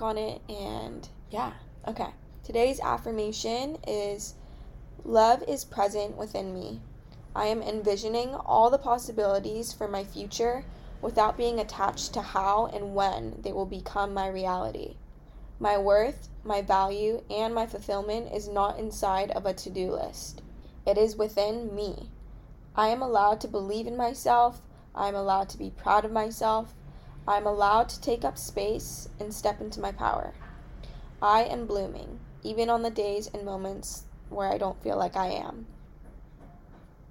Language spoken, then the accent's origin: English; California, United States; I'm from California